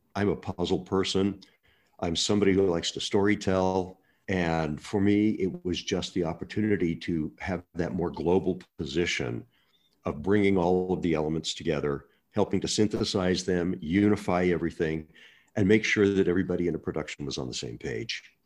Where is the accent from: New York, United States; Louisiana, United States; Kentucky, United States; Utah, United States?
Utah, United States; Murray; I'm a little boy from Murray, Utah